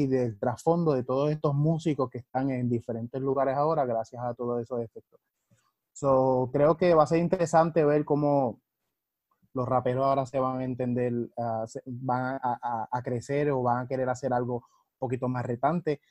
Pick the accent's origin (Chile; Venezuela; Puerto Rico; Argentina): Puerto Rico; Ponce; moved away as an adult; also born or lived in Florida; now in Arecibo, Puerto Rico; yo soy de Ponce de toda la vida, agarré mucha influencia en Florida y ahora estoy en Arecibo, Puerto Rico.